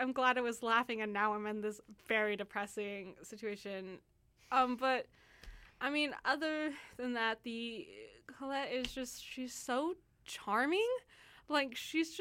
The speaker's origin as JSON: {"language": "English", "country": "United States", "moved": "yes", "lives_now": "Vancouver, Canada", "said": "I'm an American"}